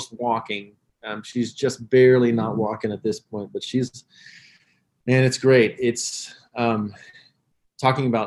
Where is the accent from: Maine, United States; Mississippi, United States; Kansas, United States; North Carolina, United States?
Kansas, United States; Hutchinson; moved away as an adult; also born or lived in Arkansas; now in Tulsa, United States; I grew up in Hutchinson, Kansas